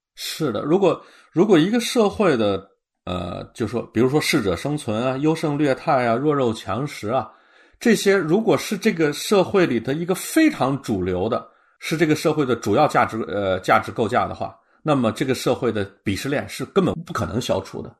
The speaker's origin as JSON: {"language": "Chinese", "country": "China", "said": "在我们中国人这个圈子里头"}